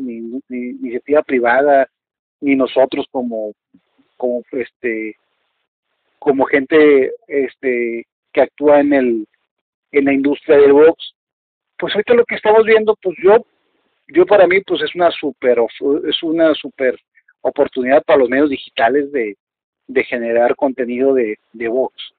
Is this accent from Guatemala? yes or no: no; Mexico; como somos los mexicanos